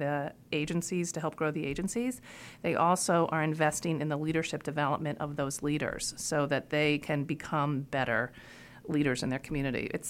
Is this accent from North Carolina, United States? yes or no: yes; North Carolina, United States; also born or lived in Iowa; I grew up in North Carolina, even though I was born in Iowa.